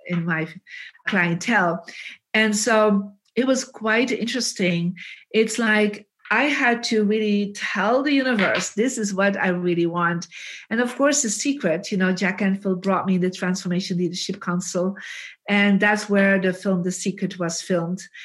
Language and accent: English; Bruges, Flanders, Belgium; we are both from Bruges